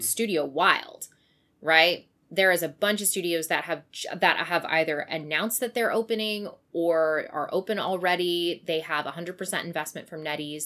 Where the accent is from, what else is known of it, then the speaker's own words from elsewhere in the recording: Kamloops, British Columbia, Canada; moved away; the one in Kamloops, so in my hometown